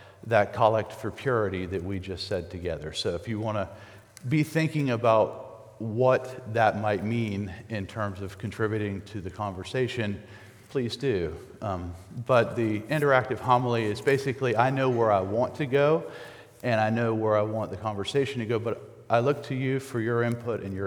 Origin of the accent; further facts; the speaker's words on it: Charleston, South Carolina, United States; moved away as an adult; also born or lived in Wisconsin; now in Georgetown, United States; I am originally from Charleston